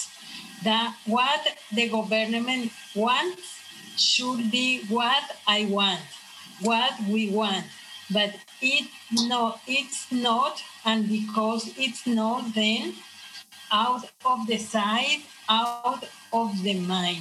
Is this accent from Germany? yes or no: no; Colombia; English is a second language; moved away; I am from Colombia, and I'm here at the Living Center as a student for improve my English.